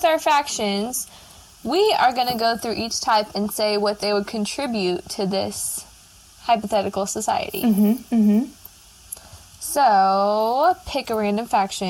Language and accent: English; Washington, United States; I'm from Washington